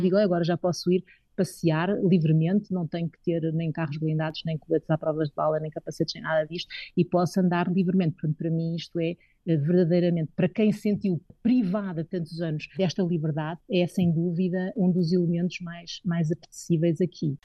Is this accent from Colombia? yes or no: no; Madeira, Portugal; moved away as an adult; also born or lived in Coimbra; now in Nairobi, Kenya; foi na Madeira que eu cresci, eh, que desenvolvi e que tenho, digamos, que sinto que tenho as minhas raízes